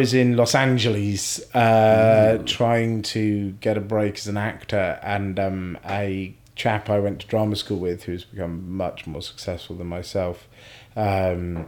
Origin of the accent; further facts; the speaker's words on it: Scotland, United Kingdom; I was born in Scotland